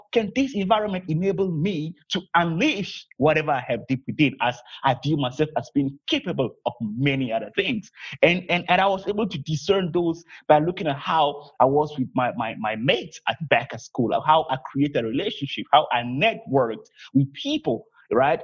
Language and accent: English; Togo; I'm originally from Togo, West Africa.